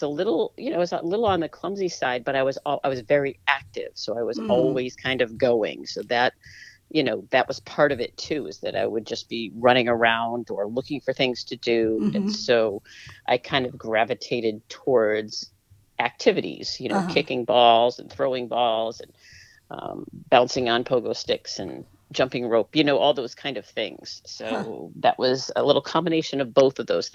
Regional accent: Topsfield, Massachusetts, United States; also born or lived in Boston, Massachusetts; I was born in Boston, then I lived for most of my young years in Topsfield, Massachusetts

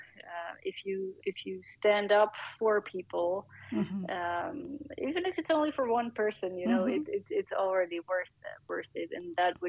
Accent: Netherlands; my home country of the Netherlands

